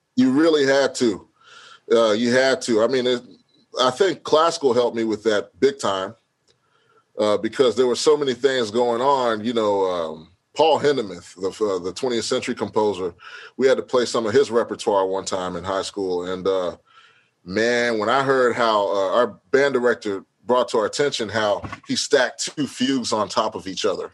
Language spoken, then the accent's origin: English; Houston, Texas, United States; I'm from Houston